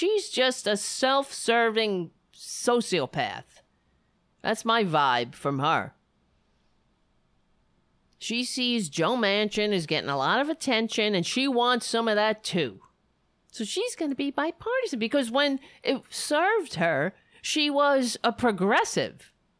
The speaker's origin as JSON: {"language": "English", "country": "Ireland", "said": "I look red. That's just because I'm Irish."}